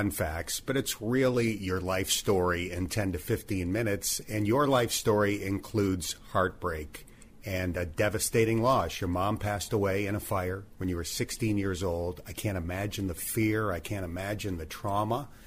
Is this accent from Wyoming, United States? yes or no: no; Azle, Texas, United States; now in Cincinnati, United States; Country kid. I'm from Azle, Texas, outside of Fort Worth.